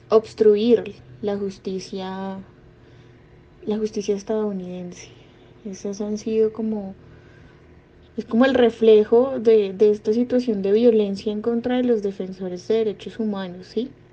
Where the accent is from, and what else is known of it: Colombia